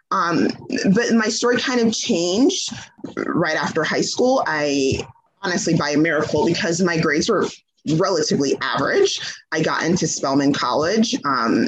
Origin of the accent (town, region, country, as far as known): Georgia, United States; born or raised there; also born or lived in Trinidad